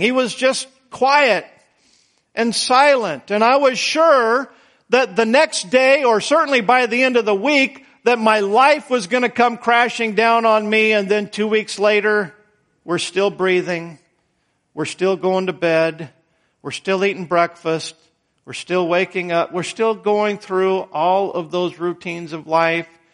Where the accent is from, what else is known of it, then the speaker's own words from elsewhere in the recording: Idaho, United States; moved away; I was born in Idaho